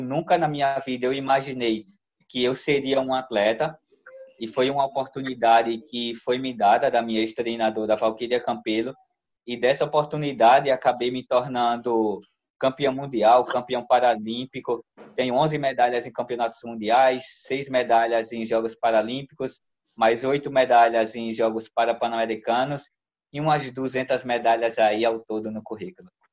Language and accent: Portuguese; Maceió, Alagoas, Brazil; minha terra natal, que é Maceió, Alagoas